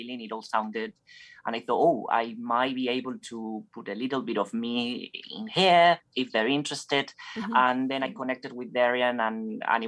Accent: Basque Country, Spain; moved away as an adult; also born or lived in San Sebastian; I come from Spain, from a region called Basque Country in the north. And that's where I started in my school

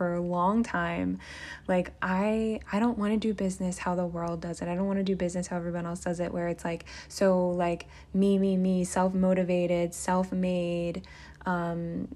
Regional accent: Philadelphia, Pennsylvania, United States; moved away as an adult; also born or lived in Nashville, Tennessee; I came from Philly and I felt God pulling me to move away somewhere alone

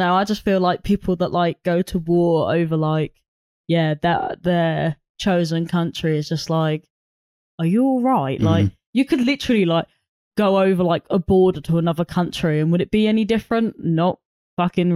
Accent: United Kingdom; I didn't ask to be born in Britain.

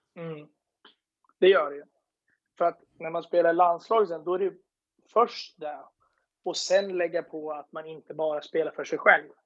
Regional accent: Eskilstuna, Södermanland, Sweden; åkte hem och gick på högskolan hemma i Eskilstuna

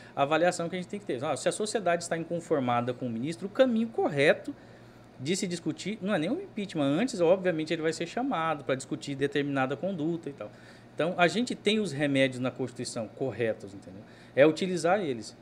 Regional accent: Cuiabá, Mato Grosso, Brazil; eu sou cuiabano

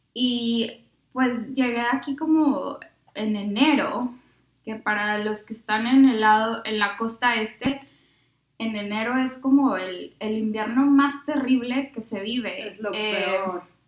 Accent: Monterrey, Nuevo León, Mexico; moved away as an adult; also born or lived in San Luis Potosí; nací en San Luis Potosí, pero toda mi vida viví en Monterrey eh, y acabo de cumplir mi aniversario número 10 de que salí de México

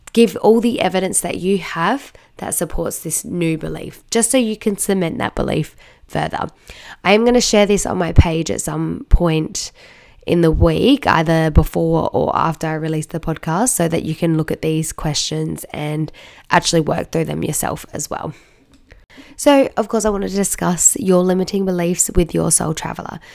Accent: Australia; I'm from Australia

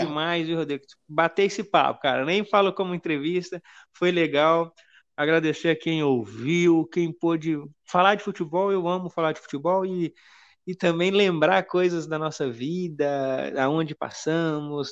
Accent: Minas Gerais, Brazil; Eu sou aqui de Minas e fui muito no Castor Cifuentes

